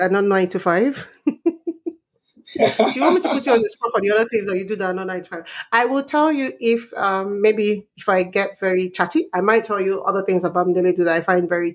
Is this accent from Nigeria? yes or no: yes; Nigeria; moved away as an adult; now in Canada; I'm Nigerian